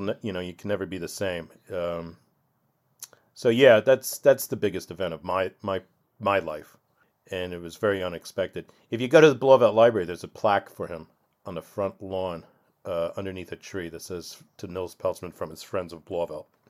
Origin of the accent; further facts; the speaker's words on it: Blauvelt, New York, United States; growing up in Blauwelt, as opposed to, say, Orangeburg or Japan, where there's a Jewish population, I really felt like an outsider